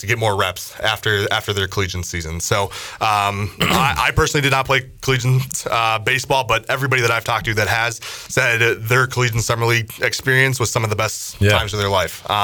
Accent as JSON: {"language": "English", "region": "Minnesota", "country": "United States", "also_born_or_lived": "South Orange, New Jersey", "moved": "as an adult", "lives_now": "Greenville, United States", "said": "I'm originally from Minnesota, but ended up going to Seton Hall University in South Orange, New Jersey"}